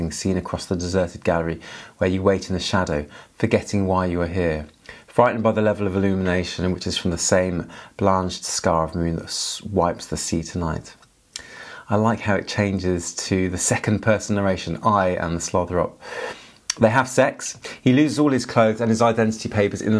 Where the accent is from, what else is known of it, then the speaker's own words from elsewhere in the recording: England, United Kingdom; I'm from England